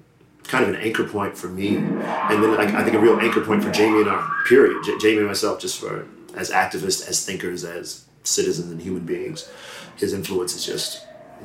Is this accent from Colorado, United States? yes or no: yes; Denver, Colorado, United States; born or raised there; also born or lived in Connecticut